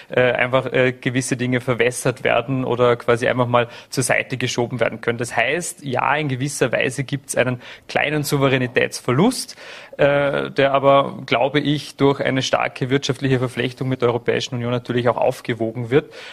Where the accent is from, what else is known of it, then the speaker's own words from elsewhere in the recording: Vorarlberg, Austria; Und die Schweiz, man kennt sie als Vorarlberger, die Schweizer Bevölkerung natürlich aus Vorarlberger Sicht wahrscheinlich noch ein bisschen besser als äh, Rest Österreich